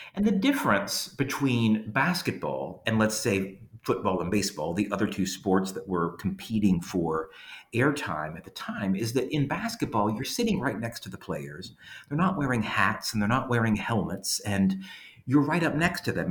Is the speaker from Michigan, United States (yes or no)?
no; Louisiana, United States; moved away as an adult; now in Georgia, United States; even though I'm from Louisiana, um, I've lived in Georgia for the past 13 years. And even before that, when I grew up in Louisiana